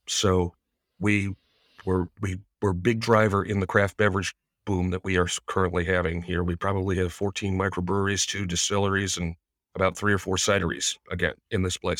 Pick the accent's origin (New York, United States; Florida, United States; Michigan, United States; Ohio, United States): New York, United States; Greene County; my hometown